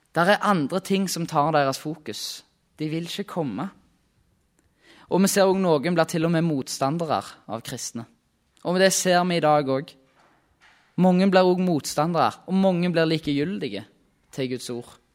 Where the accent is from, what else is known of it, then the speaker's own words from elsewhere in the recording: Rennesøy, Rogaland, Norway; Kommer fra Rogaland, på ei øy som heter Rennesøy.